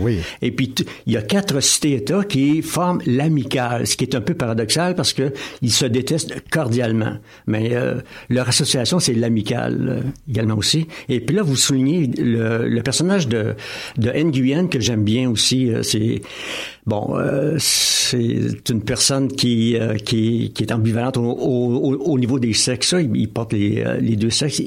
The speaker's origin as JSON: {"language": "French", "town": "Drummondville", "region": "Quebec", "country": "Canada", "tie": "born or raised there", "also_born_or_lived": "Magog", "lives_now": "L'Avenir, Canada", "said": "je, suis né à, ou plutôt j'ai, euh, j'ai grandi à Drummondville et ensuite à Québec"}